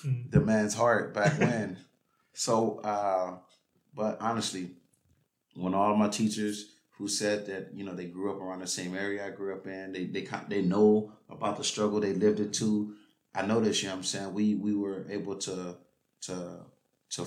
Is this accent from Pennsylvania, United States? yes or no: no; Los Angeles, California, United States; born or raised there